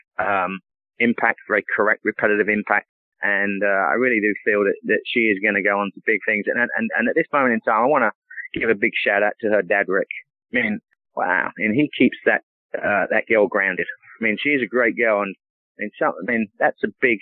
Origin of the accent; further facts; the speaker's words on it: England, United Kingdom; moved away; growing up in England